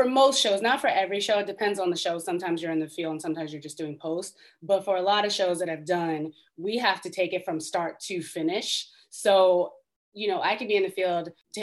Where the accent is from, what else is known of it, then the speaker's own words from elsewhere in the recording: Baltimore, Maryland, United States; moved away as an adult; I grew up in Baltimore